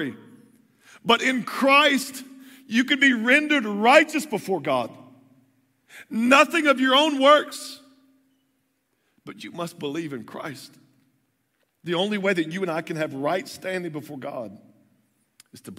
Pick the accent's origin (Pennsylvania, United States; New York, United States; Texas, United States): Texas, United States; moved away; I grew up in the South. In the South, they give you a birth certificate, and they give you a Bible. You know, so I'm from Texas